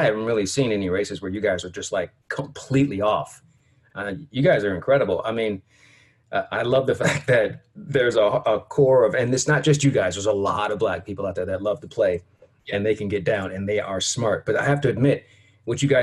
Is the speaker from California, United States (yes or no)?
yes; Sacramento, California, United States; my hometown of Sacramento, California